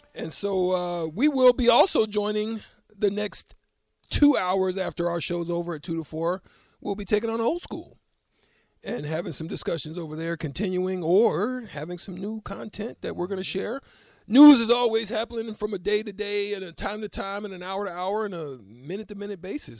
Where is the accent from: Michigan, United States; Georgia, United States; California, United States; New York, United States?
Georgia, United States; also born or lived in Auburn, Alabama; Growing up in Georgia